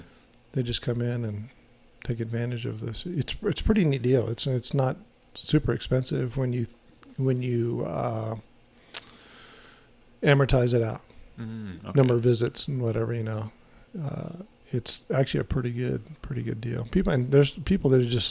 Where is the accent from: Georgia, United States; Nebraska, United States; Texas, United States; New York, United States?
Texas, United States; El Paso; moved away as an adult; also born or lived in Orange County, California; I grew up in El Paso. I lived there till 85